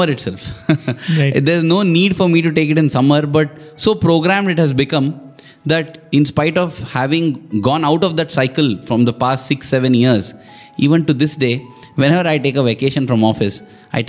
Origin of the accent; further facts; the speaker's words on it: Mumbai, Maharashtra, India; also born or lived in Vrindavan; Bombay, that was my hometown then